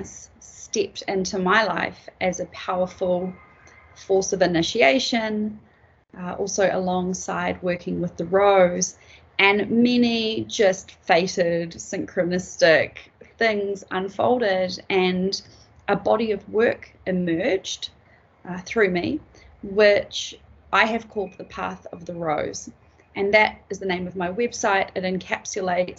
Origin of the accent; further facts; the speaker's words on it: New Zealand; also born or lived in Peruvian Amazon; I come from Aotearoa, New Zealand.